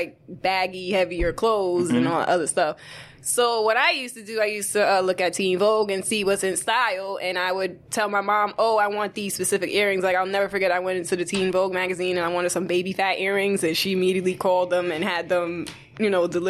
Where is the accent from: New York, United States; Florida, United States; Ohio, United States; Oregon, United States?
New York, United States; New York City; growing up in the Bronx